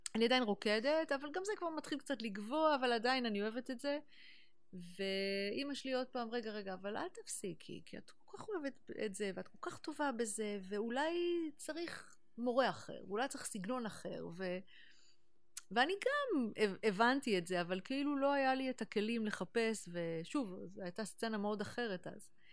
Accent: Neve Monosson, Central District, Israel; moved away as an adult; also born or lived in New York, United States; באתי מנווה מונוסון, וכשהייתי בת חמש, אימא שלי קיבלה המלצה לקחת אותי לשיעורי מוזיקה בתל אביב

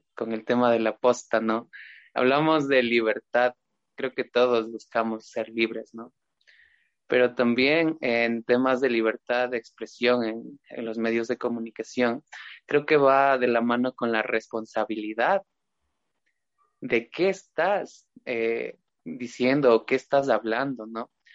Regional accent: Ecuador; now in Riobamba, Ecuador; todos somos parte del Estado ecuatoriano

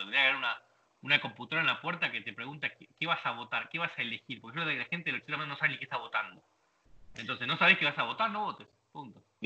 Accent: Argentina; moved away as an adult; also born or lived in British Virgin Islands / Uruguay; now in United States; Somos muy soberbios argentinos

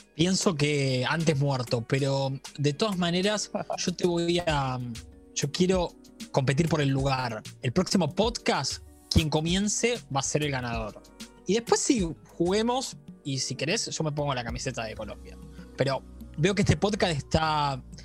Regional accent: Mercedes, Buenos Aires Province, Argentina; Yo soy de aquí de Mercedes, viví muchos años en la ciudad autónoma de Buenos Aires

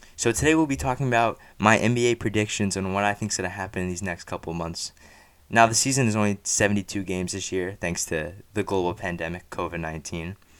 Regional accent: New Jersey, United States; I grew up and live in Central Jersey

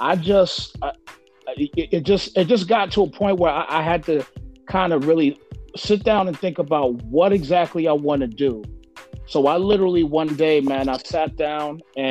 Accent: United States; I'm from the East Coast, so I'm from New York, New Jersey area.

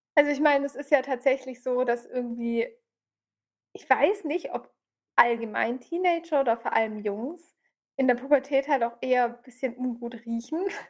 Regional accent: Swabia, Germany; wie man bei uns im Schwabenland sagt

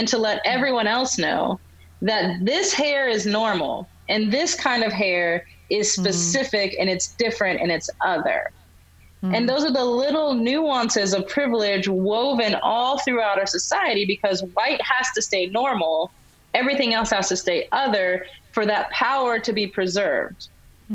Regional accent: United States; I'm African American

